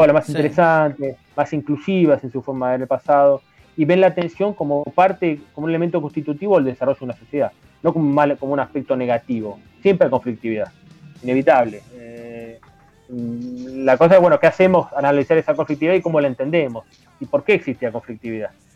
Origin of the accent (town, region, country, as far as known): Argentina